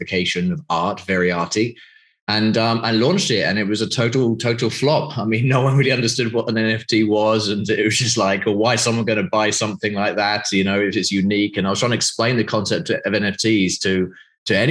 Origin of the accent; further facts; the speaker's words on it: United Kingdom; moved away as an adult; now in Greece; I'm obviously from the UK, as you know, from my accent